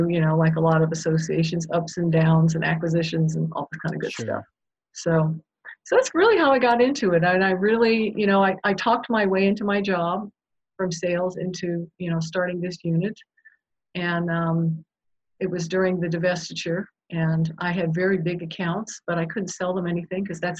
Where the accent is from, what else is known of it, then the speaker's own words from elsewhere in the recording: Japan; I was born and raised in Japan in an international community.